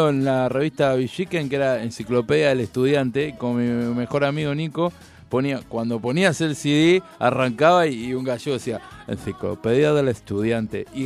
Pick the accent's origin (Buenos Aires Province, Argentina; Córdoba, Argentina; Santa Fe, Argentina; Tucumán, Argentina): Buenos Aires Province, Argentina; San Miguel; Yo de San Miguel te puedo hablar de, León Gallardo.